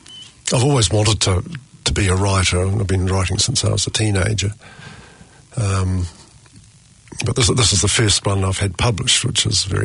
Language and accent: English; Greymouth, West Coast, New Zealand; also born or lived in Fiji; I was born in Greymouth on the West Coast, grew up, went to university